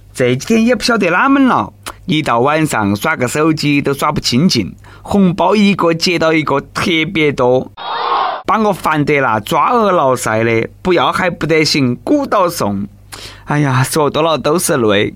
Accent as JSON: {"language": "Chinese", "country": "China", "said": "我们中国人买的就是一个贵族气质。"}